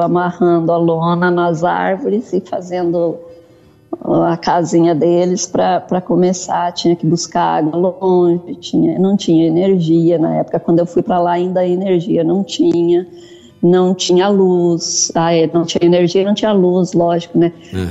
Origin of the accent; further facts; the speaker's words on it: Salto do Jacuí, Rio Grande do Sul, Brazil; moved away as an adult; also born or lived in Mato Grosso; Eu sou gaúcha do Rio Grande do Sul, do Salto do Jacuí, próximo a Passo Fundo. Hum. Fui para o Mato Grosso com 19 anos.